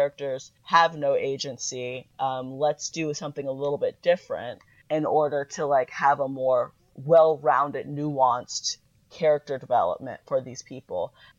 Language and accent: English; Florida, United States; I'm from Florida.